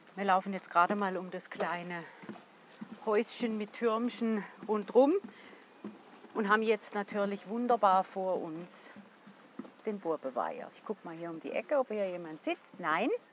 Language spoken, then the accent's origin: German; St. Gallen, Switzerland; als St. Galler